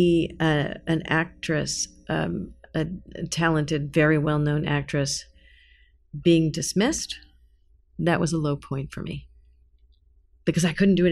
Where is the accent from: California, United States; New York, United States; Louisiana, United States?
New York, United States; I'm a New Yorker